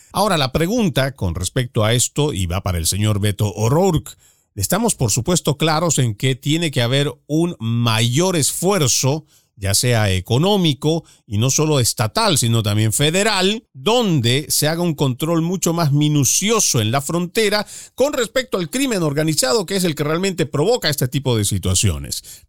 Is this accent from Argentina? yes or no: no; Bolivia; en mi país, por lo menos en el cual yo he nacido, en Bolivia